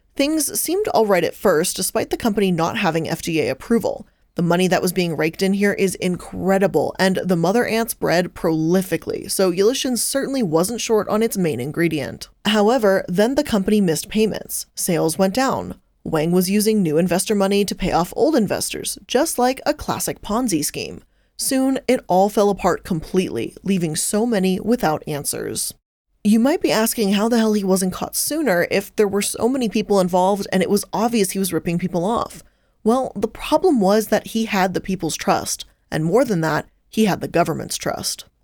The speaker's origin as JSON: {"language": "English", "country": "United States", "said": "as an American looking"}